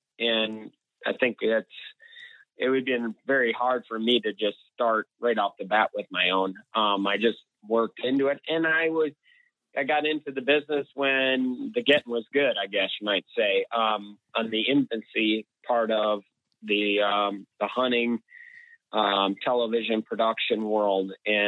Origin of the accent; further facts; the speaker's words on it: Minnesota, United States; growing up here, in this part of the world, I mean, we're just fortunate to live in the Midwest, and we're 10 minutes from Wisconsin and only an hour north of, the Iowa border.